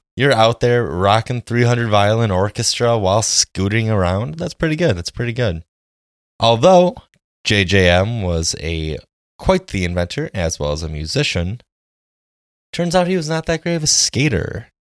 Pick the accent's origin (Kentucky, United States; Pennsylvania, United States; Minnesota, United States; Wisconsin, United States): Wisconsin, United States; Jackson; Growing up in Jackson, Wisconsin